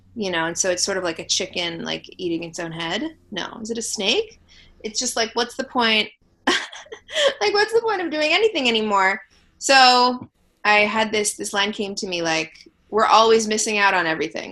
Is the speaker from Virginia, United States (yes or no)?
no; Los Angeles, California, United States; I'm from LA, born and raised